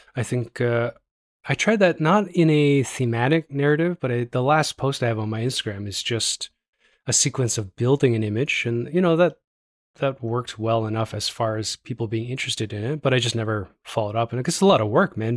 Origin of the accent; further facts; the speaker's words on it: Toronto, Ontario, Canada; now in Calgary, Canada; I'm from Toronto